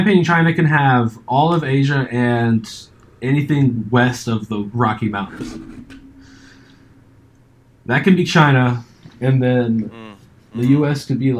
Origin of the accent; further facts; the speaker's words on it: United Kingdom; Look, I'm a reasonable guy, and I'm British.